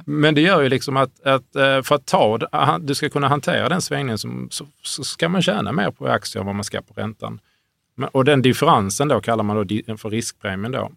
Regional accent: Hörby, Skåne, Sweden; i Hörby där jag växte upp.

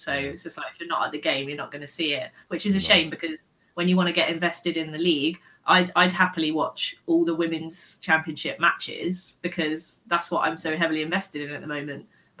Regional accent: United Kingdom; Being like British and a Bristol fan, it doesn't come naturally

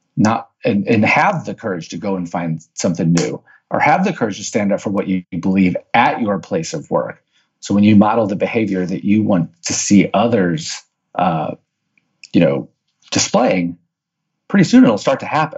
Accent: St. Louis, Missouri, United States; born and raised in St. Louis, Missouri

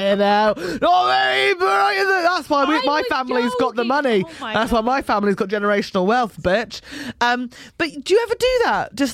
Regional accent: Fleet, South East England, United Kingdom; moved away; The road I grew up on Fleet.

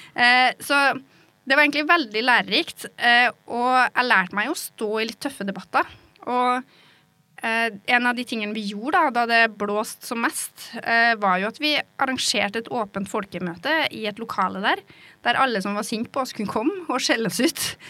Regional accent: Norway; accent: rural dialect (bygda); moved away as an adult; also born or lived in Oslo; det å snakke en litt sånn dialekt som åpenbart er fra bygda

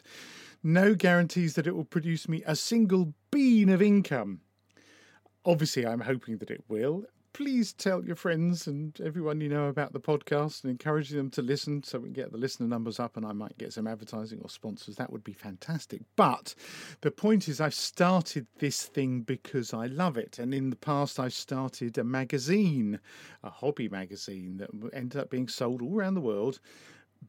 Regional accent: Essex, East of England, United Kingdom; now in Brighton and Hove, United Kingdom; I was brought up in Essex and I've lived in Brighton and Hove for a long time.

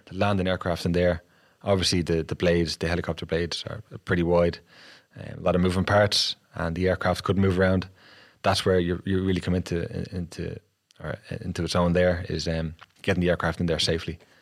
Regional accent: Dublin, Leinster, Ireland; I grew up in Kilmainham in Dublin eight

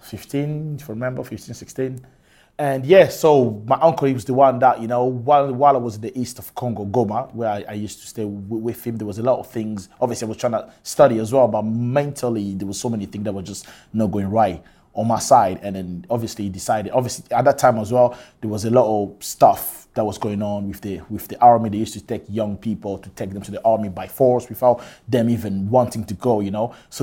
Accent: Scotland, United Kingdom; Yes. I grew up in Scotland. You know what I mean? I live in Scotland literally all my life.

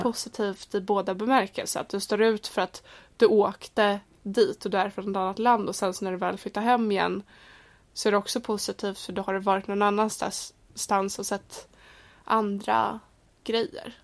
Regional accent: Sweden; moved away as an adult; now in London, United Kingdom; jag var från Sverige

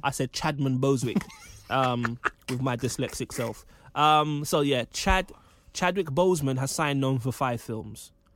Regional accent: London, United Kingdom; I grew up in Kendall Rise, um, you know, not gentrified Kenzo Wright, I'm from the real Kenzo Wright.

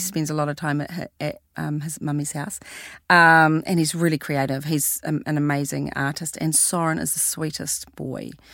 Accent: Christchurch, Canterbury, New Zealand; we are from Christchurch.

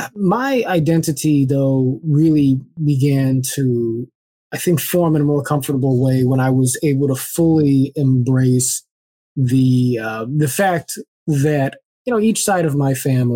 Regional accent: Culver City, California, United States; also born or lived in Los Angeles; I grew up in Culver City, California

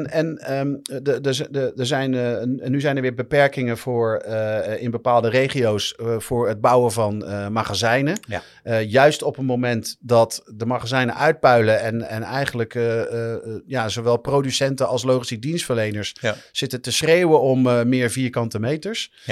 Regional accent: Rotterdam, South Holland, Netherlands; maar dat zeg ik natuurlijk als Rotterdammer.

